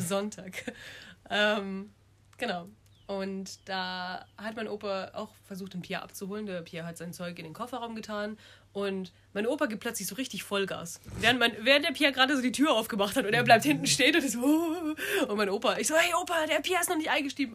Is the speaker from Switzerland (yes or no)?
no; Munich, Bavaria, Germany; bin 23, studiere Elo und komme aus München